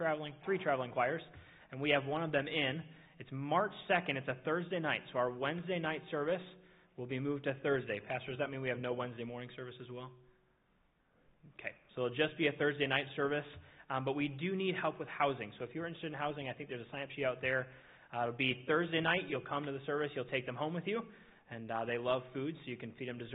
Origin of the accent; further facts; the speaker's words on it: Minnesota, United States; now in Indiana, United States; I'm from Minnesota